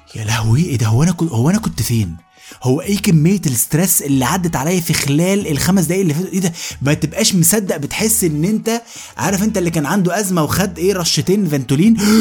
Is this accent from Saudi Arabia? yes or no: no; Egypt; احنا كمصريين